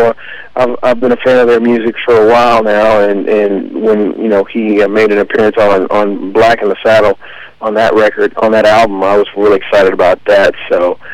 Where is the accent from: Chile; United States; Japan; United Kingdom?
United States; Texas; I'm from Texas